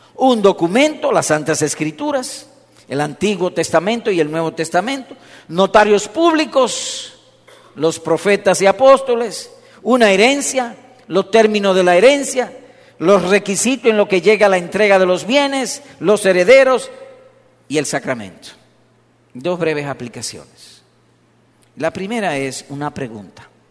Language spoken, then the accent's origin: Spanish; Dominican Republic; yo soy dominicano